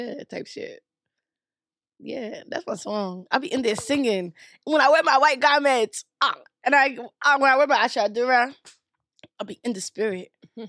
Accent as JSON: {"language": "English", "country": "Nigeria", "said": "I did some cultural appropriation, even though I'm Nigerian."}